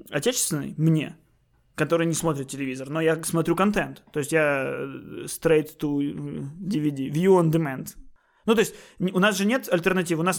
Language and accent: Russian; Kyiv, Ukraine; А не представлен вот я, киевлянин